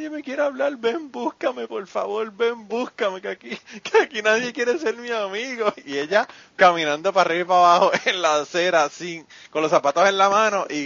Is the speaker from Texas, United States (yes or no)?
no; Kentucky, United States; now in Nashville, United States; yo no soy turista, yo soy local. Yo soy de Kentucky, pero soy local porque me la paso en Nashville todo el tiempo.